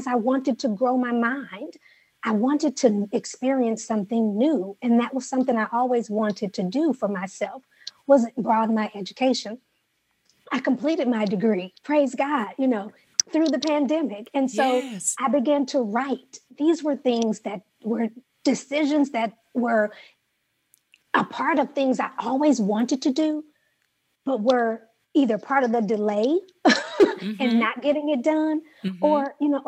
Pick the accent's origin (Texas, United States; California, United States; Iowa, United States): California, United States; Los Angeles; moved away; California is home for me, born and raised in Los Angeles